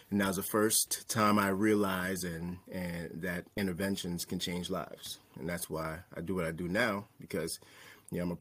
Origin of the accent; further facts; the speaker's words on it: New York City, New York, United States; I was born and raised in New York. Um, I was raised in Staten Island, New York. Um, so called Park Hill. Uh, if you're familiar with … Shaolin, that's where I grew up. Um, it was an underprivileged area. Um, I grew up to immigrant parents